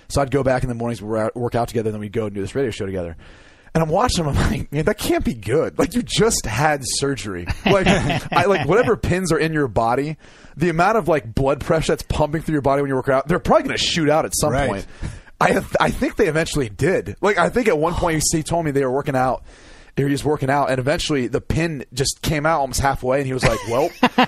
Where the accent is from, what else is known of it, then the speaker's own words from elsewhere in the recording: Midwest, United States; I'm from the Midwest